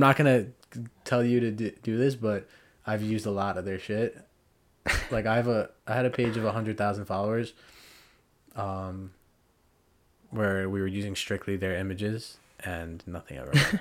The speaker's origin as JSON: {"language": "English", "country": "United States", "said": "being an American"}